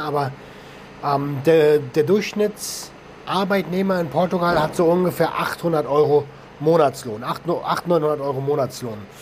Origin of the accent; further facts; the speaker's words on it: Germany; bei uns in Deutschland